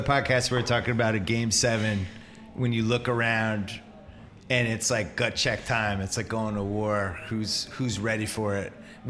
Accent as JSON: {"language": "English", "town": "Brookline", "region": "Massachusetts", "country": "United States", "tie": "born or raised there", "said": "I grew up in Chestnut Hill, which is part of Brooklyn."}